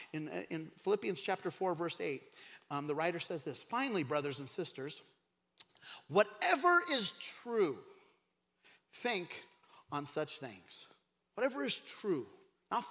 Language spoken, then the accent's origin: English; Craig, Colorado, United States; I grew up in Craig, Colorado in a trailer park